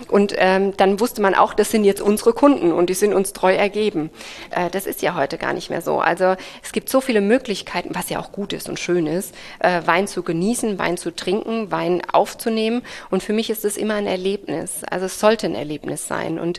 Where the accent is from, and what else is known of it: Rhineland-Palatinate, Germany; born or raised there; also born or lived in Geisenheim, Germany